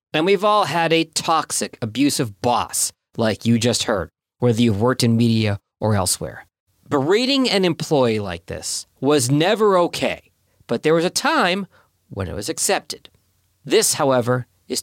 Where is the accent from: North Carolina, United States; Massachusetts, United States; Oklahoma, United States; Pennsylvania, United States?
Massachusetts, United States; Boston; moved away; my hometown of Boston, Massachusetts